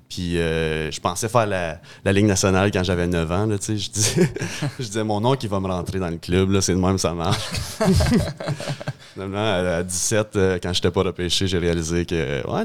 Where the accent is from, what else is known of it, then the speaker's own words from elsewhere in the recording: Lefaivre, Ontario, Canada; also born or lived in Hawkesbury, Ontario; j'étais un petit gars de Lefebvre en Ontario.